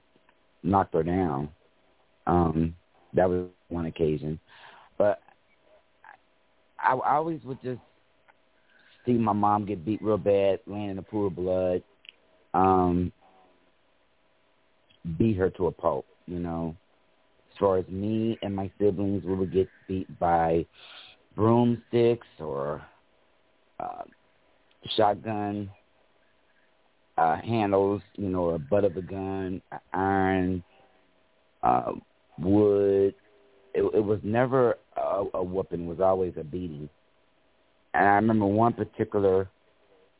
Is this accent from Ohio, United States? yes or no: yes; Cincinnati, Ohio, United States; now in Fairfield, United States; I am originally from Cincinnati, Ohio, but now living in Fairfield, Ohio